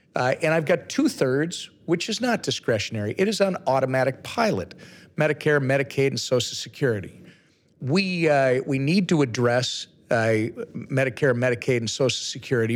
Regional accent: Minnesota, United States; I'm from Minnesota.

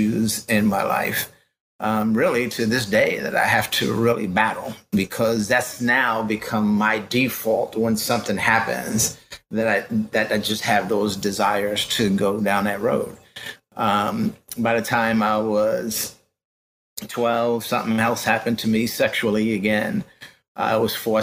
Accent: New York City, New York, United States; I grew up in the Bronx

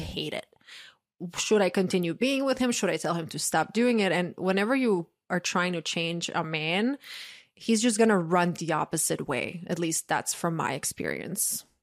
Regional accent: Croatia; moved away; also born or lived in New York; big male friend group growing up in Croatia

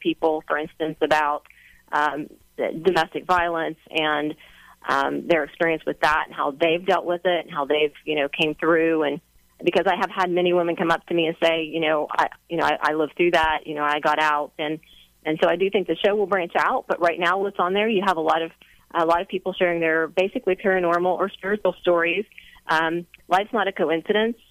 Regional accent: West Virginia, United States; I'm from West Virginia

